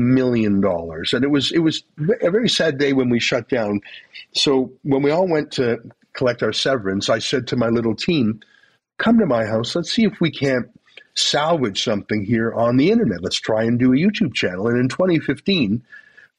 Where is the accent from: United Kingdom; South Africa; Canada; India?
Canada; I'm Canadian